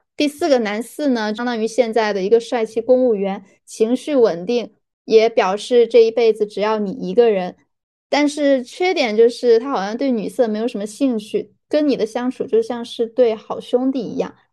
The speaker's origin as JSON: {"language": "Chinese", "region": "Sichuan", "country": "China", "tie": "born or raised there", "said": "在我们四川这边儿嘛，那个时候还在上初中"}